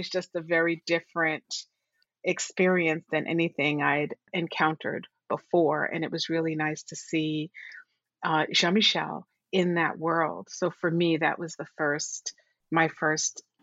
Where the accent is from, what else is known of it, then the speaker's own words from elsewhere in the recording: New York City, New York, United States; also born or lived in Puerto Rico; we grew up in Borough Hill, Brooklyn